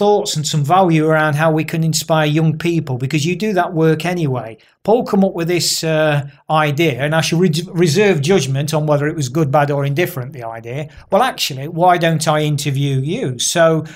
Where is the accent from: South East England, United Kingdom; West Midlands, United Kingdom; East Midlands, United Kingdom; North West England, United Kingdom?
East Midlands, United Kingdom; Nottingham; Nottingham, born and bred